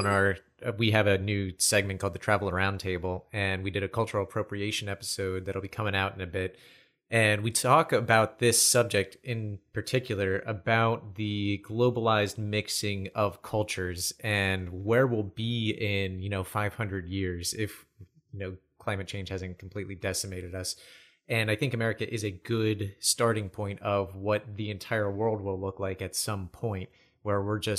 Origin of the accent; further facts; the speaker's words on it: United States; I'm not considered a German, even though my heritage is German. I'm American.